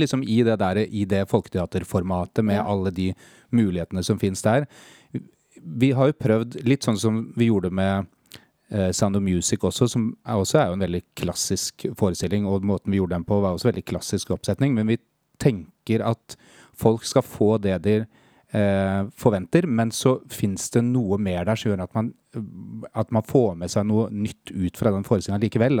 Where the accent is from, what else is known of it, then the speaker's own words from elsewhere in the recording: Lillestrøm, Akershus, Norway; 44. Kommer fra Lillestrøm